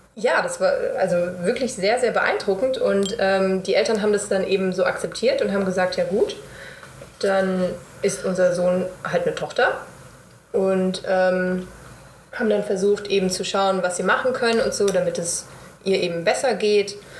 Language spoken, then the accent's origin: German; Bad Homburg, Hesse, Germany; moved away; Ich bin aus Bad Homburg